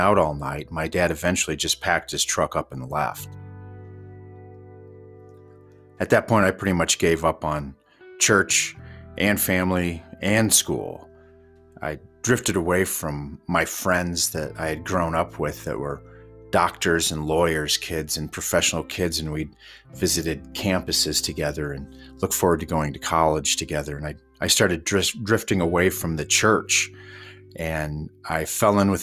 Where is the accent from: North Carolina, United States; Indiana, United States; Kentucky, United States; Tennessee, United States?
Indiana, United States; moved away as an adult; now in Yellowstone, United States; growing up in Indiana